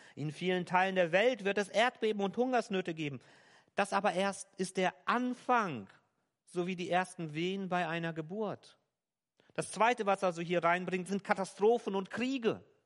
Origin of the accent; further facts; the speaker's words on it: Germany; hier bei uns in Deutschland